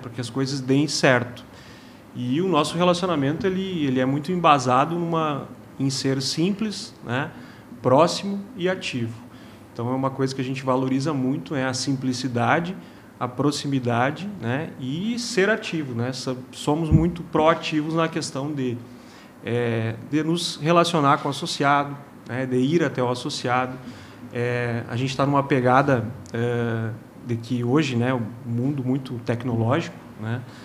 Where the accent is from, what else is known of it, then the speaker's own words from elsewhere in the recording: Rio Grande do Sul, Brazil; moved away as an adult; now in Juiz de Fora, Brazil; Sou gaúcho, né? mas já fazem aí mais de dois anos que estou em solo mineiro